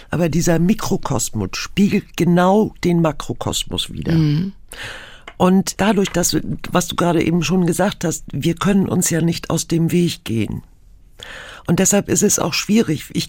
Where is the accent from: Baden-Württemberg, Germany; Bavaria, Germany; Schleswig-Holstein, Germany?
Schleswig-Holstein, Germany; Pellworm; Ich bin nicht auf Huge aufgewachsen, sondern auf Pellworm, also auf der Nachbarinsel.